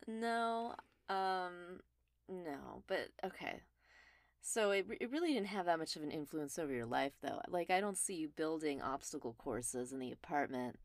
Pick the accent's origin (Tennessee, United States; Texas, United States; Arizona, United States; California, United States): California, United States; Los Angeles; also born or lived in Mount Washington, Los Angeles / Glendale; The first house I lived in was in Mount Washington, then we briefly moved to Glendale, but I would say I grew up in the Mulholland House on Mulholland Drive, so overlooking Sherman Oaks